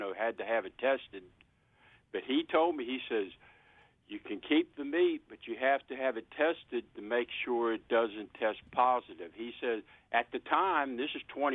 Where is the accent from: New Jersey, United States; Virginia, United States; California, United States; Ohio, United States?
Virginia, United States; now in Pinellas Park, United States; I'm originally from Virginia, not far from Quantico